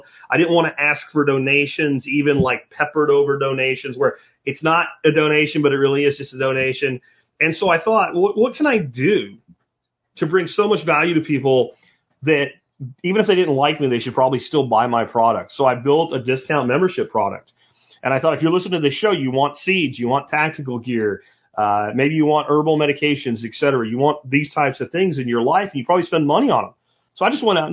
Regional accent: Pottsville, Pennsylvania, United States; moved away; where I grew up in Pottsville, Pennsylvania

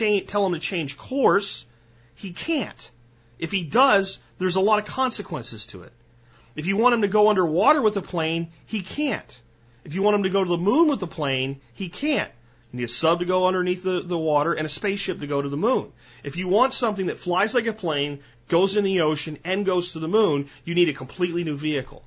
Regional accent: United States; as an American

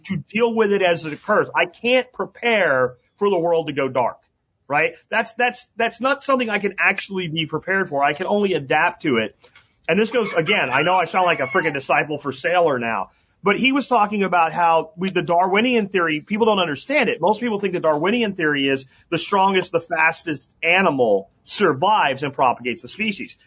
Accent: Pennsylvania, United States; moved away; where I grew up in Pennsylvania

